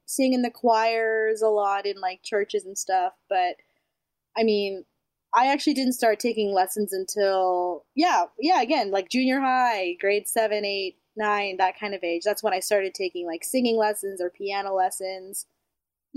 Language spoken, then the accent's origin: English; St. Albert, Alberta, Canada; also born or lived in Manila, Philippines / Chicago, United States / Edmonton, Canada; I grew up mostly in St. Albert.